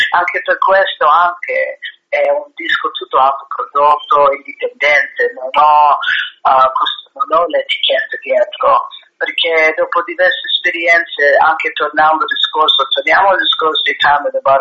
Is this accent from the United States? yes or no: yes; United States; now in Italy; nella mia terra, negli Stati Uniti.